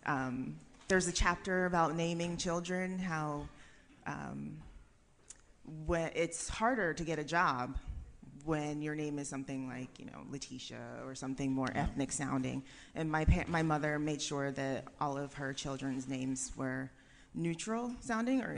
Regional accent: Colorado, United States; I'm from Colorado

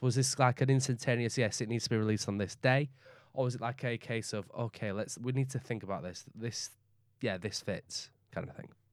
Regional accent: Leeds, Yorkshire and the Humber, United Kingdom; accent: Northern; also born or lived in West Bromwich / Barnsley / York; I was born in West Bromwich. I moved to Leeds when I was five. I moved then from Leeds to around, like, Barnsley and York and around the Yorkshire area

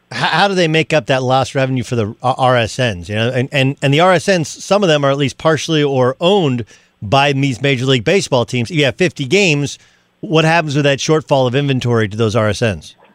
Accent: Southern California, United States; growing up in Southern California

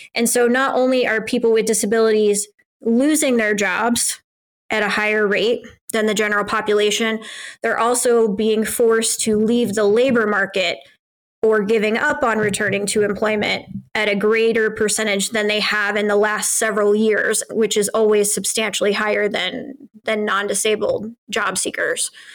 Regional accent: United States

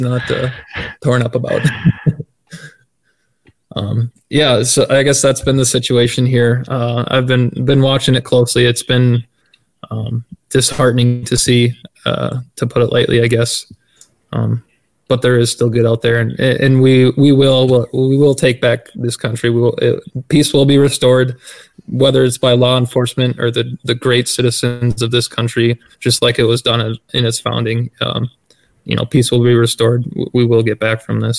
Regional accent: Minnesota, United States; moved away as an adult; now in Wisconsin, United States; I was born and raised in Minnesota, so I'm pretty familiar with the area. Uh, after buying my own house, I moved to Wisconsin

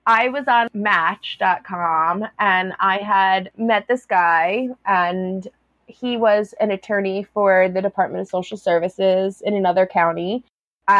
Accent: Woodbury Commons area, New York, United States; It was like a specific religious group that I grew up around in Woodbury Commons area

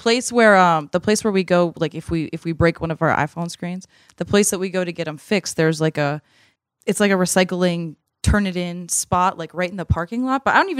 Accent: Massachusetts, United States; But as a kid growing up in Massachusetts, I would go to the Big Y, which is a grocery store up there, like with my mom

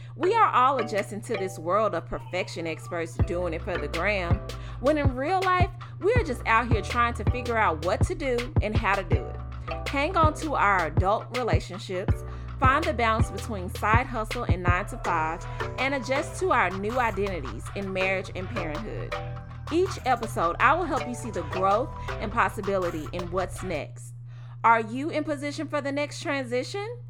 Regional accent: Memphis, Tennessee, United States; moved away; we're both from Memphis

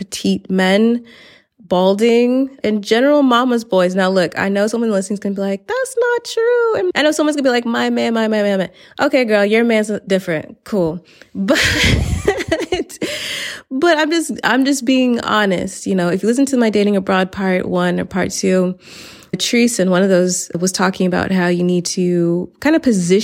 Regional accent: the South, United States; moved away as an adult; now in Valencia, Spain; I'm from the South

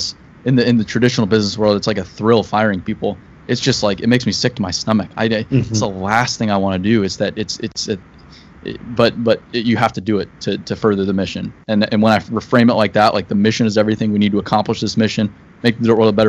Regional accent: Paradise Valley, Arizona, United States; I grew up in Paradise Valley

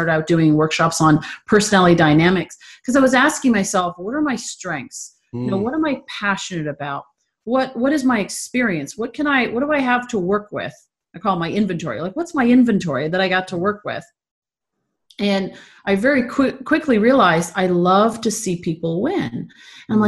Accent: Toronto, Ontario, Canada; also born or lived in California; now in San Diego, United States; I'm from Toronto. And I live in San Diego now.

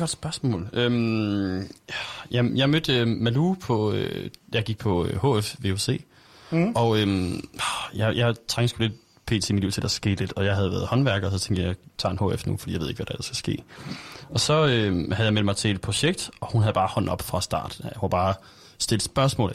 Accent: Aarhus, Central Denmark Region, Denmark

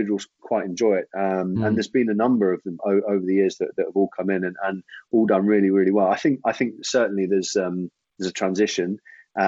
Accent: Jersey; I actually grew up in Jersey

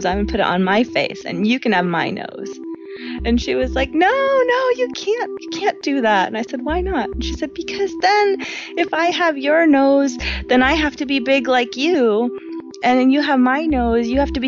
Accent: New York, United States; I grew up in New York

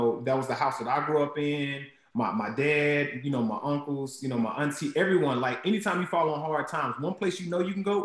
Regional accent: Huntsville, Alabama, United States; I was born in Huntsville, Alabama. And there was a Boys and Girls Club right in the projects where I grew up

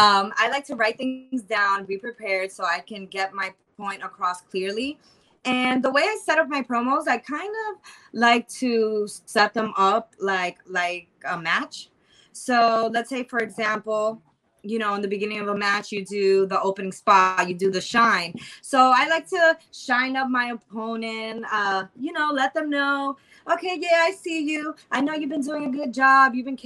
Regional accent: New York City, New York, United States; is from Queens, New York. I'm a queen from Queens.

